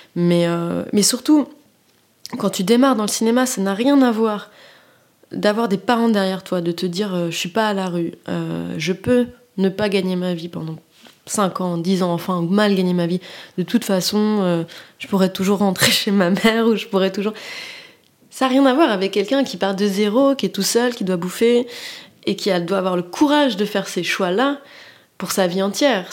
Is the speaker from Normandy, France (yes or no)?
no; Paris, Île-de-France, France; also born or lived in Abidjan / Nantes; je suis, de la classe moyenne et j'ai grandi à Paris